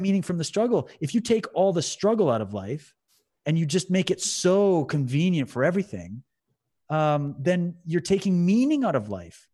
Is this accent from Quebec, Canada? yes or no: no; London, Ontario, Canada; I was in my house where I grew up in London, Ontario